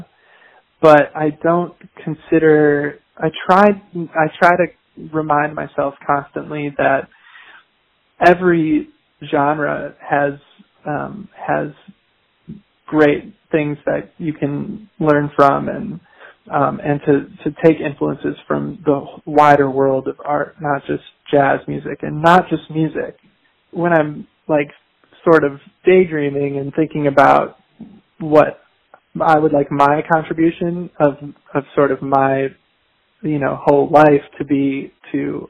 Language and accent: English; Chicago, Illinois, United States; I'm from the Midwest. I'm from Chicago, Illinois